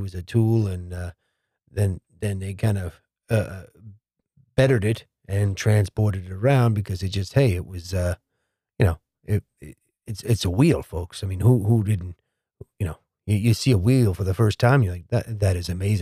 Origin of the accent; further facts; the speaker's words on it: New Jersey, United States; Princeton, New Jersey, my home state